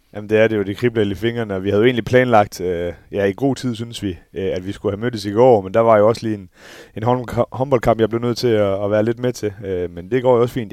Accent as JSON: {"language": "Danish", "country": "Denmark", "said": "som dansker"}